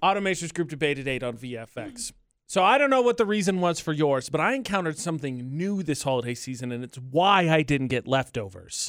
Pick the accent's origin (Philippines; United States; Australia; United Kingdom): United States; Indiana; moved away; my home state of Indiana